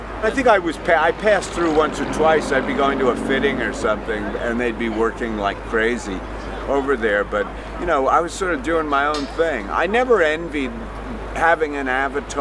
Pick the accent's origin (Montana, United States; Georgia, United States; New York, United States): New York, United States; I'm born and raised in New York, and I live in the Hudson Valley